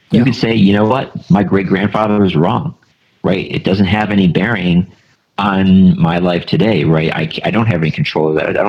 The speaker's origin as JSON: {"language": "English", "region": "the North", "country": "United States", "tie": "born there", "said": "I was born in the North, right? So obviously my side won."}